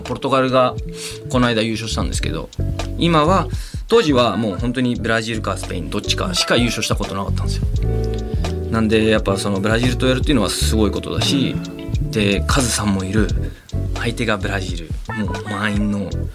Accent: Peru; now in Japan; 僕はあのペルー出身です

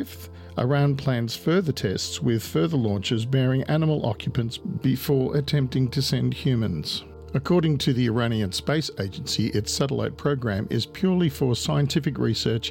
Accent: Australia; I'm Australian.

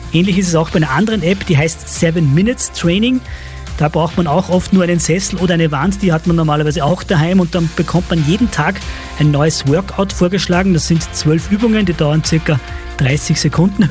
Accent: Upper Austria, Austria; bei uns in Oberösterreich

